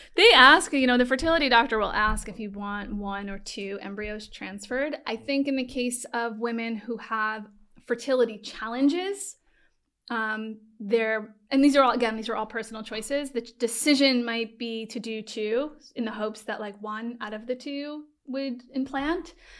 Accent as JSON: {"language": "English", "area": "Long Island", "region": "New York", "country": "United States", "also_born_or_lived": "Manhattan", "said": "I'm from Long Island"}